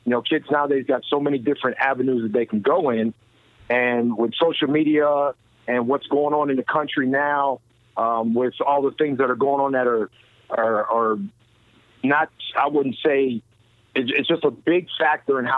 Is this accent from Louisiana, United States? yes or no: no; Allentown, Pennsylvania, United States; I was a Boys and Girls Club kid growing up in Allentown, Pennsylvania